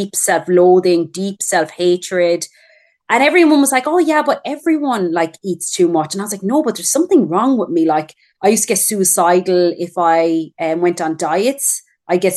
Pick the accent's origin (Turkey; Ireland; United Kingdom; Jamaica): Ireland; moved away as an adult; now in Perth, Australia; I'm Irish. I'm just living in Australia.